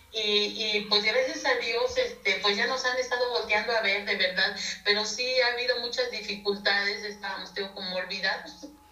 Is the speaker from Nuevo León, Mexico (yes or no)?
no; Villa Progreso, Querétaro, Mexico; de la comunidad indígena de Villa Progreso, este, municipio de Ezequiel Montes